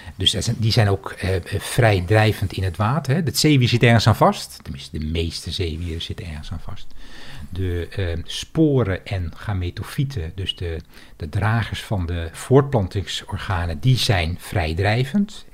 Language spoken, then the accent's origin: Dutch; Heiloo, North Holland, Netherlands; also born or lived in Bussum; ik ben in Bussum geboren en toen ik zes jaar oud was, verhuisden mijn ouders naar Heilo